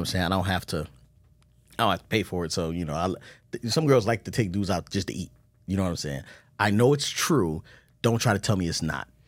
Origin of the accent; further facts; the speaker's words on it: Baltimore, Maryland, United States; moved away; I'm coming from Baltimore.